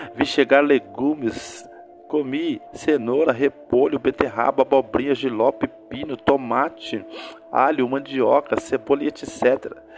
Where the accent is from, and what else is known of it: Brazil